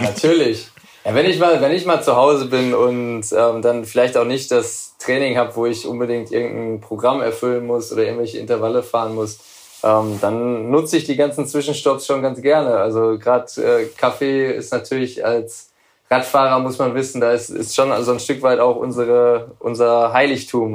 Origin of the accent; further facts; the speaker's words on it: Essen, North Rhine-Westphalia, Germany; now in Dortmund, Germany; Ich komme komm aus Essen, aber meine Frau und ich wohnen äh, aufgrund ihrer Herkunft aus dem Sauerland mittlerweile in Dortmund